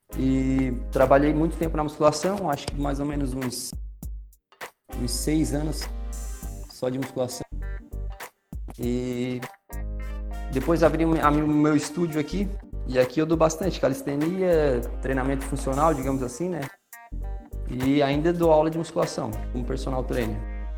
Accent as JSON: {"language": "Portuguese", "town": "Criciúma", "region": "Santa Catarina", "country": "Brazil", "tie": "born or raised there", "said": "Eu sou natural de Criciúma"}